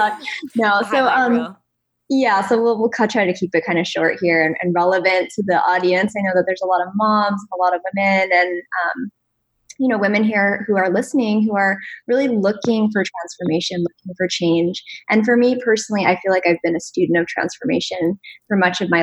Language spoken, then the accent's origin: English; Connecticut, United States; moved away; I actually grew up on the East Coast. I grew up in Connecticut